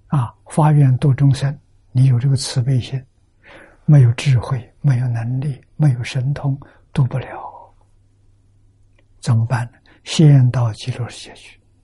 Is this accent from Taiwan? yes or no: no; China; 我们中国人